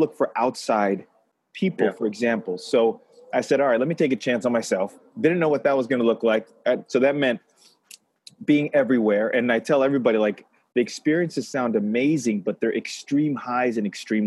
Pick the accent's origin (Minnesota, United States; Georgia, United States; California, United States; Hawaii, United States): California, United States; Los Angeles; I grew up in Los Angeles